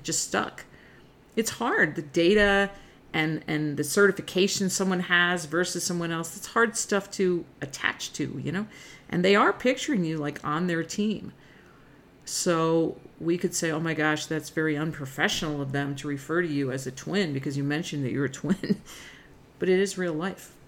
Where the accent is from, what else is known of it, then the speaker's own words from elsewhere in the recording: New Jersey, United States; I'm from North Jersey